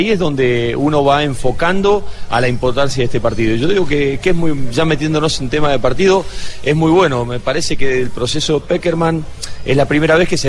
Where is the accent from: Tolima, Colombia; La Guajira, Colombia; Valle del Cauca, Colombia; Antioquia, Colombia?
Valle del Cauca, Colombia; Buenaventura; diciendo yo que soy de Buenaventura